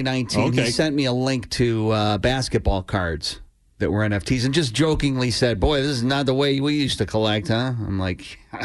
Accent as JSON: {"language": "English", "town": "Framingham", "region": "Massachusetts", "country": "United States", "tie": "born or raised there", "said": "Framingham, of all places, my hometown"}